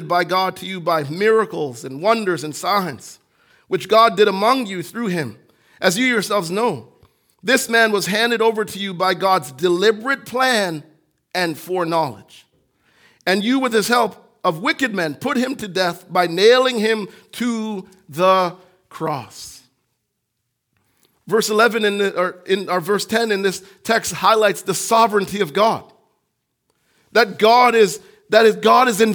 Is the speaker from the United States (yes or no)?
no; Jamaica; moved away; When I was growing up in Jamaica